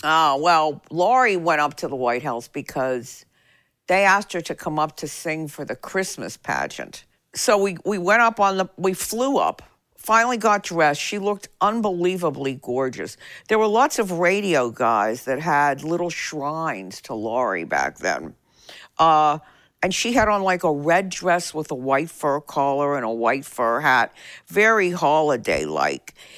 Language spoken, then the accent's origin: English; Pittsburgh, Pennsylvania, United States; now in Nashville, United States; My growing up in Pittsburgh